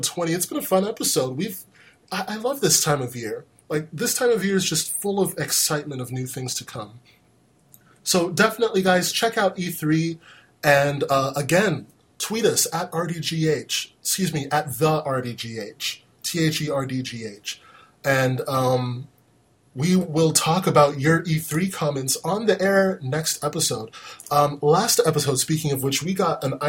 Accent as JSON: {"language": "English", "country": "United States", "said": "I'm an American black dude"}